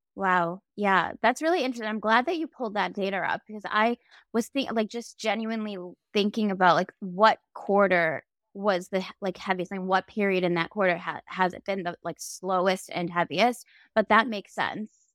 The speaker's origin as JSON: {"language": "English", "town": "Boston", "region": "Massachusetts", "country": "United States", "tie": "born or raised there", "moved": "as an adult", "said": "moving back home to my hometown in Boston or outside of Boston"}